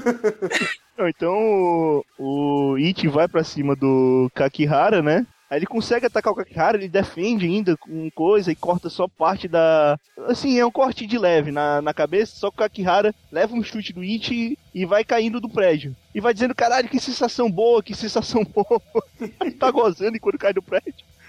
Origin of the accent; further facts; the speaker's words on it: Fortaleza, Ceará, Brazil; eu sou de Fortaleza, Ceará